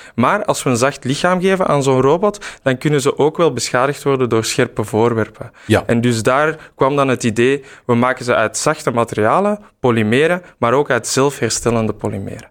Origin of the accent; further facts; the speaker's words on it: Mechelen, Flanders, Belgium; moved away as an adult; also born or lived in Brussels; mijn roots liggen eigenlijk in Mechelen. Dus eh, ik ben teruggekeerd